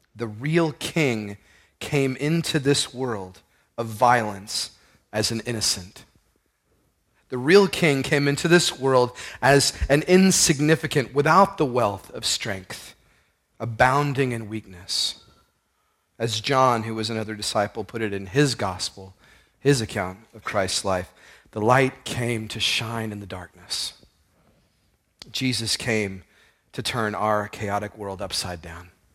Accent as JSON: {"language": "English", "town": "Houston", "region": "Texas", "country": "United States", "tie": "born or raised there", "said": "I grew up in Houston"}